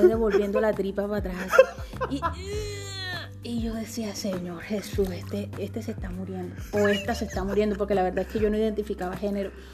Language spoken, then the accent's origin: Spanish; Magdalena, Colombia; also born or lived in Mompox, Bolívar; yo soy del Pital Magdalena